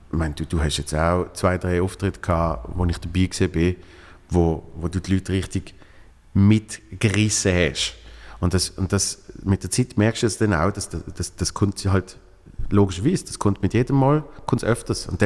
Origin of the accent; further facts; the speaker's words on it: Switzerland; now in Berlin, Germany; Ich bin hier in Berlin, wow, als Schweizer in Berlin